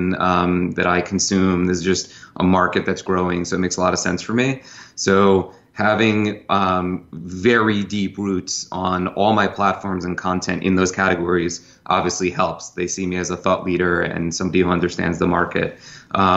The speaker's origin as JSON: {"language": "English", "region": "New York", "country": "United States", "said": "I'm a New Yorker, I've been in sales my whole life"}